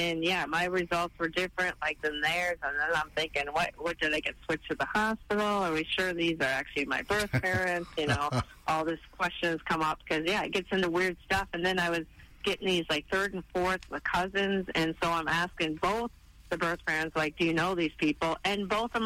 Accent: Minneapolis, Minnesota, United States; now in Hudson, Wisconsin, United States; I live in, like, Hudson, Wisconsin. I'm from the Twin Cities, but I live in Wisconsin

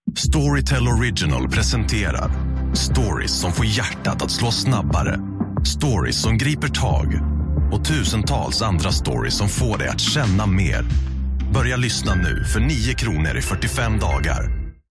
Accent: Fjärås, Halland County, Sweden; vi kommer ju ändå från Fjärås som är mm. väldigt nära Kungsbacka.

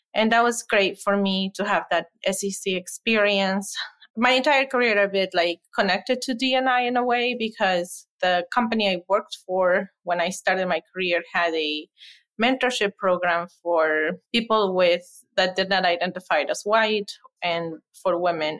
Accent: Ecuador; moved away as an adult; now in Madison, United States; I am originally from Ecuador, came here for college

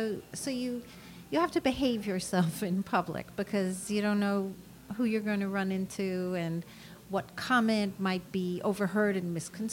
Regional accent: New York City, New York, United States; I grew up at 93rd in Amsterdam.

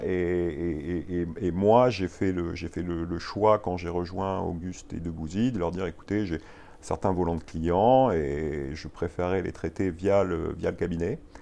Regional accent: Marseille, Provence-Alpes-Côte d'Azur, France; moved away as an adult; now in Paris, France; je suis né, euh, je suis né à Marseille. Euh, j'ai fait mes études à Aix-en-Provence

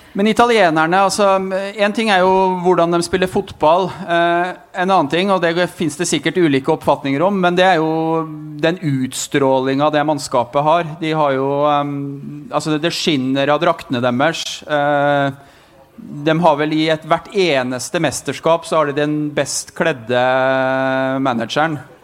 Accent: Otta, Innlandet, Norway; moved away; hjemme på Otta

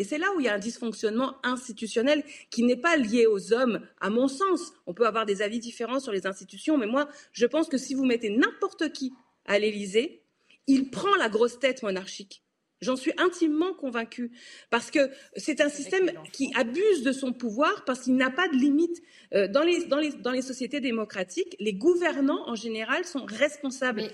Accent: France; en tant que Français

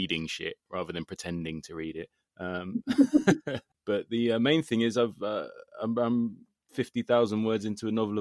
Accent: London, United Kingdom; as a Londoner

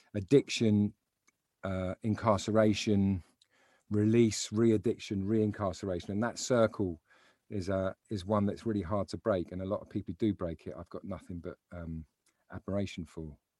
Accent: London, United Kingdom; I grew up in South London

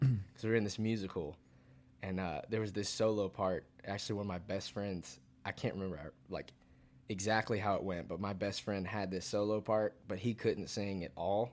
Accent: Fayetteville, Georgia, United States; moved away as an adult; also born or lived in Athens, Georgia; now in Nashville, United States; born and raised in Fayetteville, Georgia.

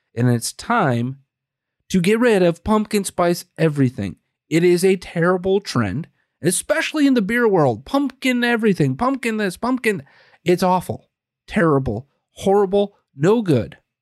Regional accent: Green Bay, Wisconsin, United States; I was born and raised in Green Bay, die hard

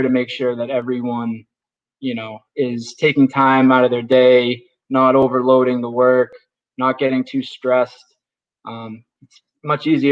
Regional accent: Northeast, United States; up here in the Northeast, or at least when I grew up, it was

